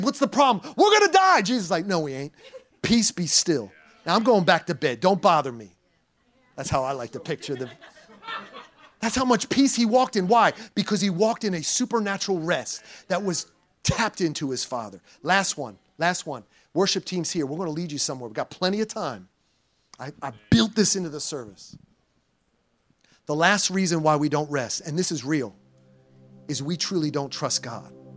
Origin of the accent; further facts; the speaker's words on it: New Jersey, United States; also born or lived in Puerto Rico; I'm from New Jersey and I'm a Puerto Rican